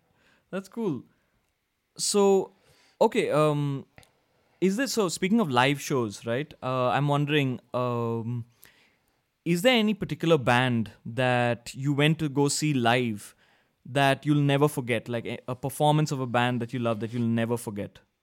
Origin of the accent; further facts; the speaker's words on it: India; I'm from India